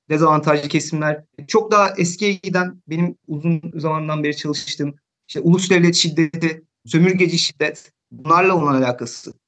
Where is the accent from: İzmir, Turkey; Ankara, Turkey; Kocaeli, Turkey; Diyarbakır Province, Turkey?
Kocaeli, Turkey; İzmit; moved away as an adult; now in Hamburg, Germany; ben de İzmitliyim